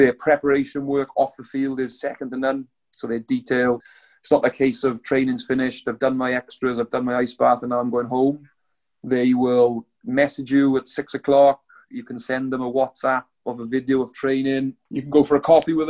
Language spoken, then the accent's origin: English; Wales, United Kingdom; moved away as an adult; now in New Zealand; I'm proud Welshman